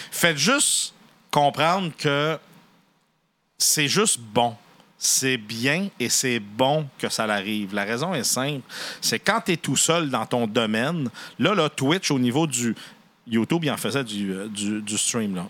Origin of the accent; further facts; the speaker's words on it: Canada; chez nous au Canada